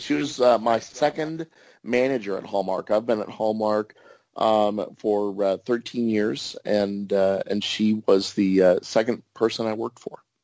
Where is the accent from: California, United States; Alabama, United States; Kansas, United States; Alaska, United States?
Kansas, United States; also born or lived in New York State; I was born in New York State, but moved to uh, Kansas right around the time of the moonshot of the Apollo 11